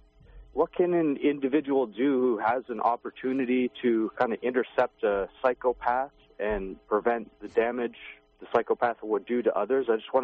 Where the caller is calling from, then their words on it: Toronto, Ontario, Canada; I'm from Toronto, Canada.